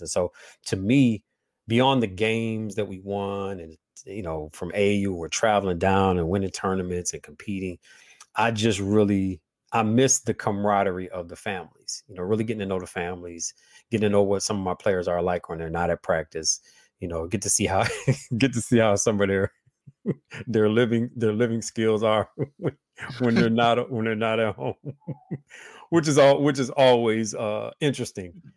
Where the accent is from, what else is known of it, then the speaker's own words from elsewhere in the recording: Midwest, United States; all my family's from Huntsville, Alabama, um, and so I was raised in the Midwest with southern with very very very southern values.